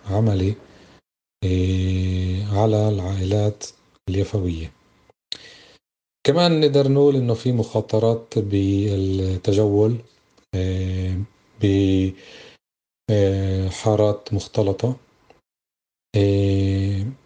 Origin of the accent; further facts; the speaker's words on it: Palestine; ممنوع علينا إحنا كفلسطينيين بالداخل نتنفس من ناحية التعبير